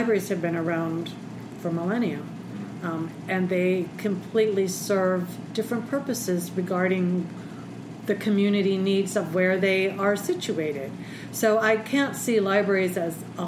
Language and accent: English; Pittsburgh, Pennsylvania, United States; also born or lived in Berks County, Pennsylvania / Centre County, Pennsylvania; born and raised in the Pittsburgh area, so I've lived in the state my entire life.